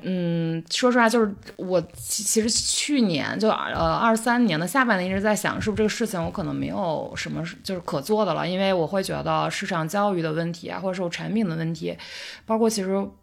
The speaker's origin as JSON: {"language": "Chinese", "town": "Jincheng", "region": "Shanxi", "country": "China", "tie": "born or raised there", "also_born_or_lived": "Milan, Italy", "moved": "as an adult", "lives_now": "Beijing, China", "said": "我是在山西敬城嗯，呃，出生的，然后也是那边儿人"}